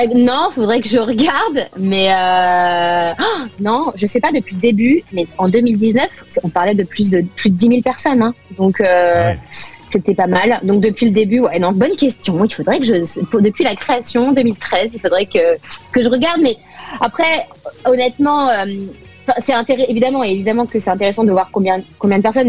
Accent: France; now in Los Angeles, United States; je suis avant tout française

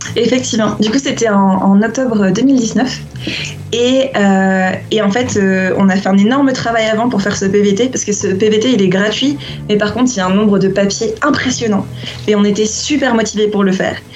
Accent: Réunion; also born or lived in Lyon / Japan; now in Guatemala; je viens d'une île

